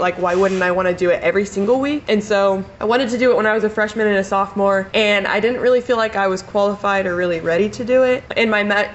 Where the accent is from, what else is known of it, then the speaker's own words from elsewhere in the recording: Salina, Kansas, United States; I'm from Salina originally, and right now I'm going to be a senior at Case State